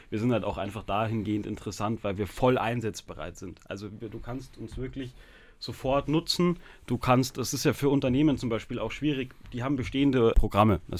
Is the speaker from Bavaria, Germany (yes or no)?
yes; Munich, Bavaria, Germany; born there; ich bin aber in München geboren, genauso wie der Joshua eben.